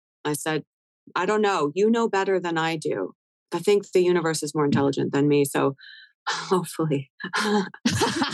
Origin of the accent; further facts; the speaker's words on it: Canada; now in United States; I'm Canadian